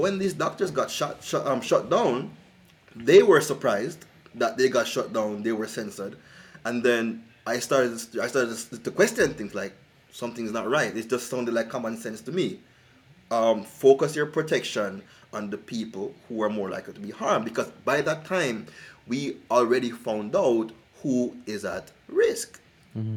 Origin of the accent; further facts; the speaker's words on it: Jamaica; moved away; I'm originally from Jamaica